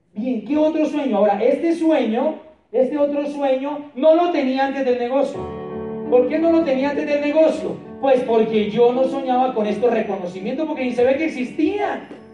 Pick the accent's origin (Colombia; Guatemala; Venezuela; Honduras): Colombia; Popayán, Cauca; nuestro seminario de Popayán, de donde yo soy